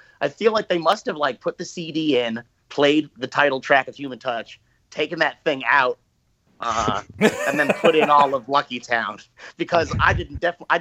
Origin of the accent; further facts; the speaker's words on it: New Jersey, United States; also born or lived in East Village, New York City / Verona, New Jersey / Montclair, New Jersey; I'm a first generation New Jersey, and I was born in the East Village and in New York, and we came here for the schools